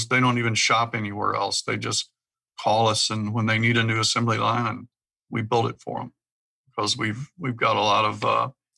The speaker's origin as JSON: {"language": "English", "town": "Owensboro", "region": "Kentucky", "country": "United States", "also_born_or_lived": "Houston / West Virginia / Charlotte, North Carolina / Fort Payne, Alabama", "lives_now": "Morganfield, United States", "said": "I'm from Owensboro, Kentucky, originally."}